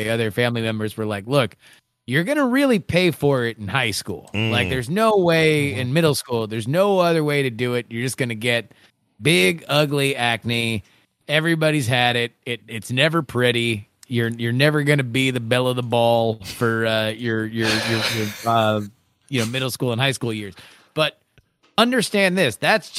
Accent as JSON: {"language": "English", "region": "South Florida", "country": "United States", "moved": "yes", "lives_now": "Houston, United States", "said": "I'm from South Florida"}